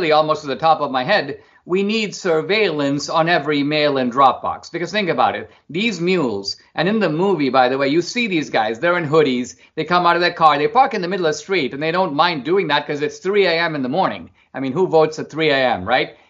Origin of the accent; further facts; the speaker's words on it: India; now in United States; growing up in India, I grew up in a middle-class family